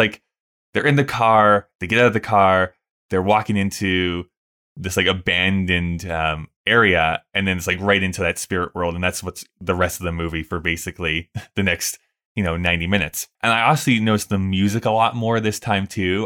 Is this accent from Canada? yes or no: yes; Canada; we grew up in Canada